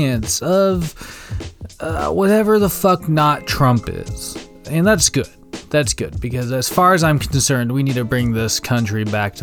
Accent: Wenatchee, Washington, United States; that Ice-T movie that was also coincidentally partially filmed in my hometown. The only probably movie claim to fame that Wenatchee Valley has

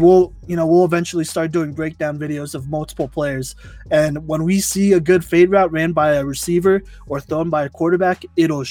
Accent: Dallas, Texas, United States; I grew up in Dallas

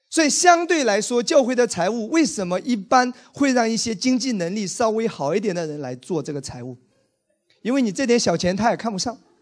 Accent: Wenzhou, Zhejiang, China; 我是一个温州人，你知道吗？我在温州成长

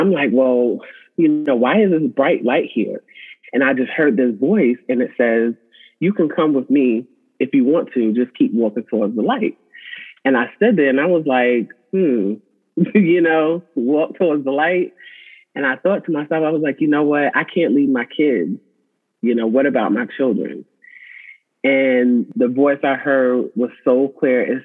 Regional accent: Suffolk, Virginia, United States; I am from Suffolk, Virginia.

